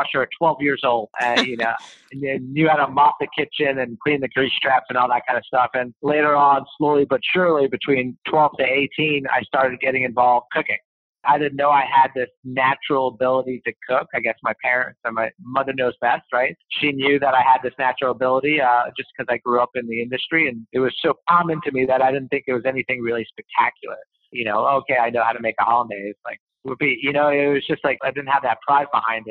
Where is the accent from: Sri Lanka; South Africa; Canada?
Canada; Montreal, Quebec; I come from Montreal